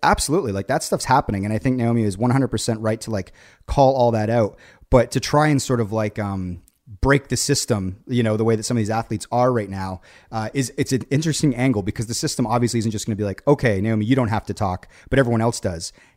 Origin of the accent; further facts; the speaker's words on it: Canada; being Canadian